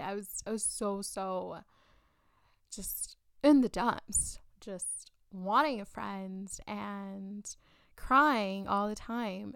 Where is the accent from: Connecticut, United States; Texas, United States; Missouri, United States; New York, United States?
Texas, United States; South; born and raised in South Texas